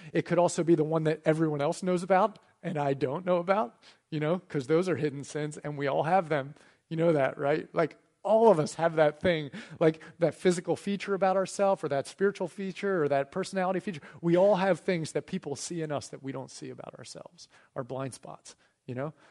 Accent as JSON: {"language": "English", "country": "United States", "said": "as an American citizen"}